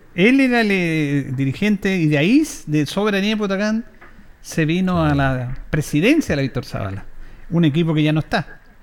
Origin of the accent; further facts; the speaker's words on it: Yungay, Ñuble, Chile; yo soy de Yungay